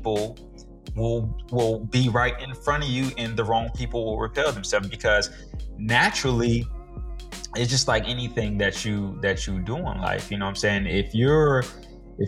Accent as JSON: {"language": "English", "region": "Michigan", "country": "United States", "tie": "born or raised there", "moved": "as an adult", "said": "We came down from Michigan together. We went to junior high and high school together."}